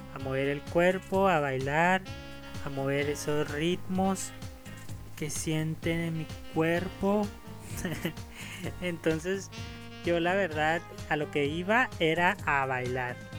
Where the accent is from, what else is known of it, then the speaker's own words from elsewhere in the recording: Ciudad Juárez, Chihuahua, Mexico; yo soy de México, nacido en Ciudad Juárez